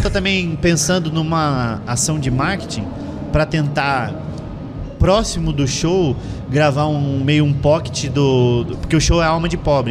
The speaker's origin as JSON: {"language": "Portuguese", "town": "Curitiba", "region": "Paraná", "country": "Brazil", "said": "eu sou curitibano"}